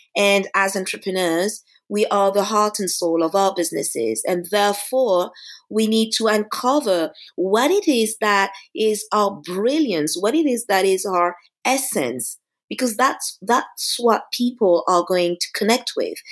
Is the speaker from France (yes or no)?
yes; Paris, Île-de-France, France; it's my hometown. You know, I was born here, I grew up in Paris